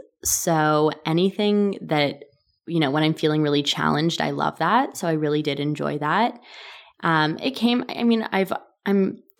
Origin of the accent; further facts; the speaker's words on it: Toronto, Ontario, Canada; I was born in Toronto, Canada.